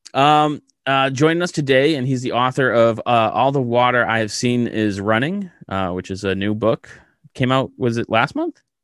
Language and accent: English; Massachusetts, United States; I grew up in Massachusetts, small suburban town